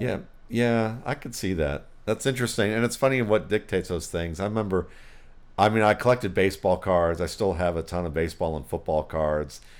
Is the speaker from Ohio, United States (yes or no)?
yes; Cleveland, Ohio, United States; I grew up in Cleveland